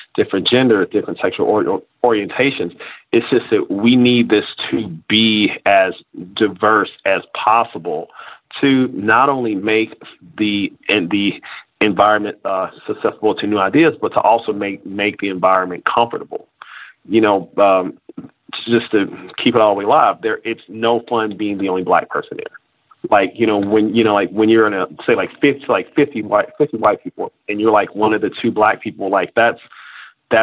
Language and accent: English; Kansas City, Missouri, United States; now in San Francisco, United States; I am originally from Kansas City, Missouri